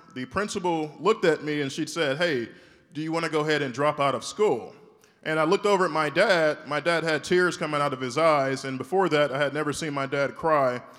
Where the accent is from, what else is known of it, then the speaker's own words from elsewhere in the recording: Shreveport, Louisiana, United States; I'm from Shreveport, Louisiana. I went to school there, high school, middle school